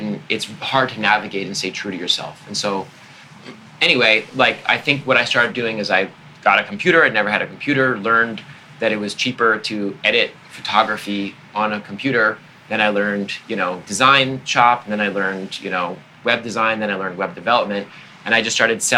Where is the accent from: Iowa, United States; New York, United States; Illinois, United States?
New York, United States; Long Island; I'm from Long Island, always wanted to be in the city